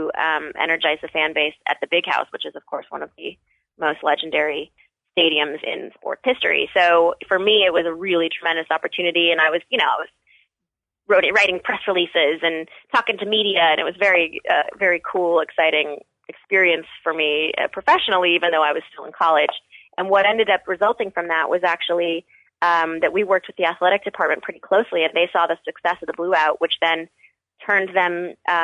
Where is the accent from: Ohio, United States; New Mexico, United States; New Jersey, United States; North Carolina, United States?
New Mexico, United States; Albuquerque; moved away; also born or lived in Michigan; I'm originally from Albuquerque, New Mexico